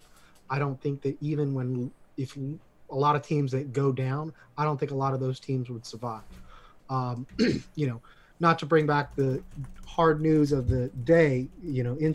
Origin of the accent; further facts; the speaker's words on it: United States; as an American